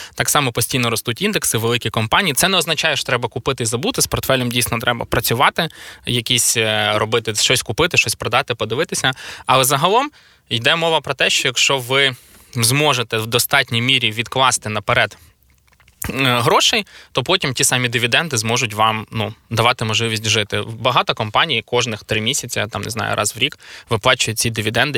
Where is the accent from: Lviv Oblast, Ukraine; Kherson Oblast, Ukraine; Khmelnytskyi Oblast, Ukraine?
Khmelnytskyi Oblast, Ukraine; Khmelnytskyi; Це в Хмельницькому стільки людей не живе, звідки я родом